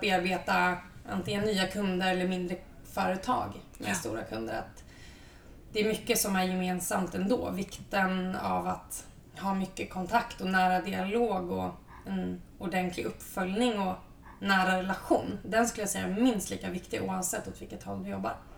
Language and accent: Swedish; Östergötland, Sweden; moved away; also born or lived in Lund; jag är en envis östgöte i grunden